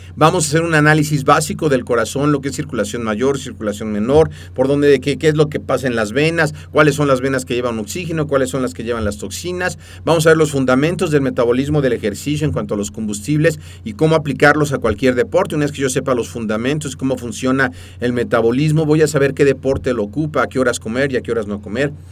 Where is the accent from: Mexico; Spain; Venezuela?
Mexico; first language Spanish; nacimos en México y entonces hablamos español